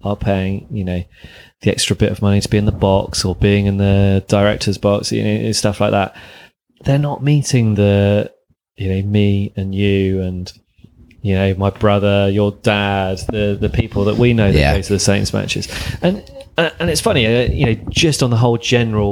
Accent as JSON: {"language": "English", "town": "Bath", "region": "South West England", "country": "United Kingdom", "tie": "born or raised there", "said": "I grew up in the West Country in Bath."}